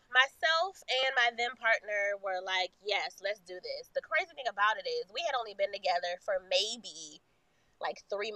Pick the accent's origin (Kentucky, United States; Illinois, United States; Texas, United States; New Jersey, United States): Texas, United States; Shout out to the South because that's where we're from. I was born in Texas. Mom from Louisiana. Daddy from Alabama.